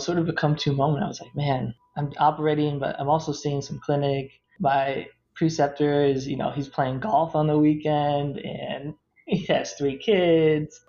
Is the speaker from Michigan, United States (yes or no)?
no; Toledo, Ohio, United States; moved away as an adult; also born or lived in Tennessee; I'm from Toledo, Ohio, small town outside of it, and I did all my undergraduate, graduate education in Tennessee